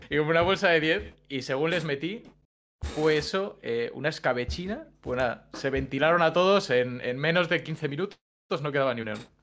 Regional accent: Valladolid, Castile and León, Spain; soy un chico de Valladolid

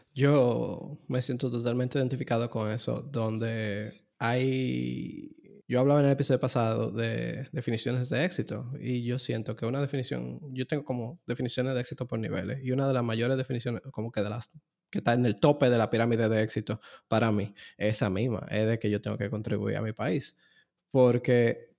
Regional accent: Dominican Republic; ser dominicano, de, de, vivir aquí en República Dominicana

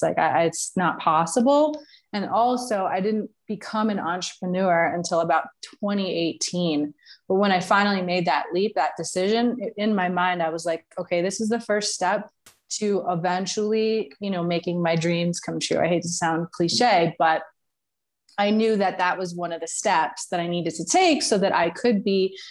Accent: New York, United States; moved away as an adult; also born or lived in Florida; now in Mexico; I am from originally from New York, um, but I moved from New York when I was about 26 years old to Florida, spent 10 years there

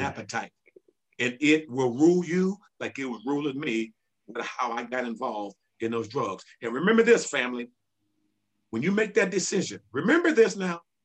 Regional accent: Centerview, California, United States; I grew up in Centerview

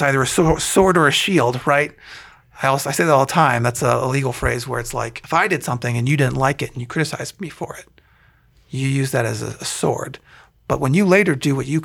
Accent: Columbiana, Ohio, United States; now in Canfield, United States; growing up in Columbiana

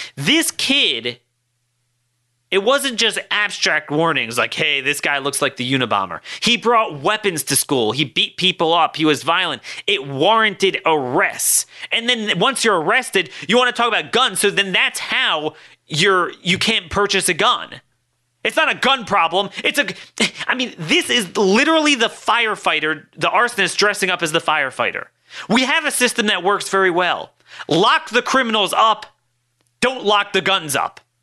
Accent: Baltimore, Maryland, United States; my hometown of Baltimore

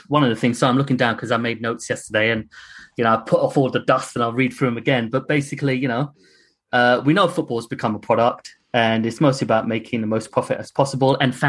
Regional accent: United Kingdom; because you know, as a British, Asian, unfortunately, I've had racism.

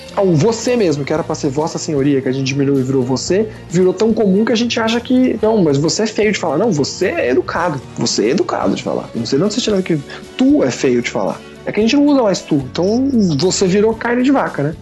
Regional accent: Brazil; now in Tokyo, Japan

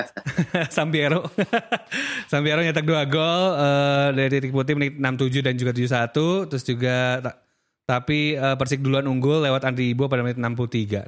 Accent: Aceh, Indonesia; moved away; also born or lived in Bandung; gua orang Aceh yang tinggal lama di Bandung

